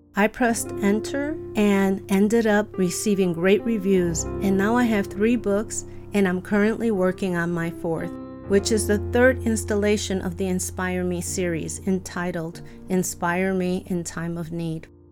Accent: Chicago, Illinois, United States; I grew up in Chicago to loving parents

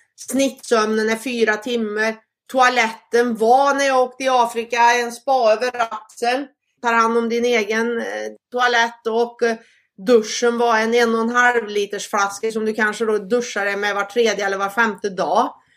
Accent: Sweden; moved away; hemma i Sverige

